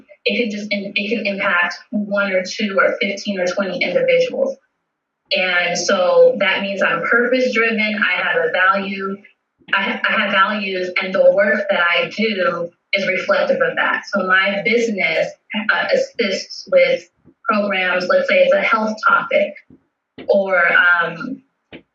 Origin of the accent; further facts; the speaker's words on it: Las Vegas, Nevada, United States; I was born and raised in Las Vegas